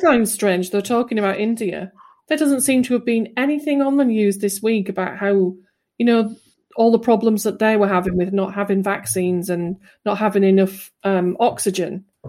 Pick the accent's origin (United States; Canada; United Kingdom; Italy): United Kingdom; England; I am English